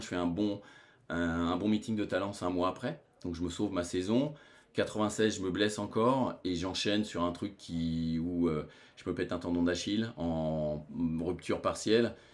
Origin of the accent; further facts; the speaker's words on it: France; chez nous en France